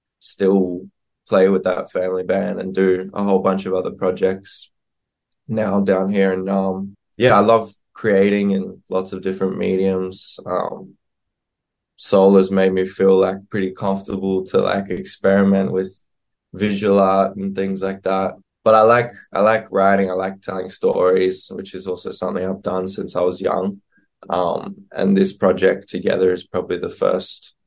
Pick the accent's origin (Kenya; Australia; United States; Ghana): Australia; far north Queensland; moved away; I grew up in far north Queensland, so very different